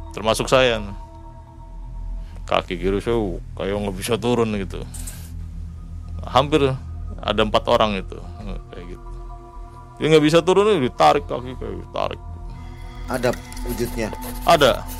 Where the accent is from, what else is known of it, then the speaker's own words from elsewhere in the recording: Cirebon, West Java, Indonesia; Karena kita juga kan dari Cirebon juga sama dari Jawa.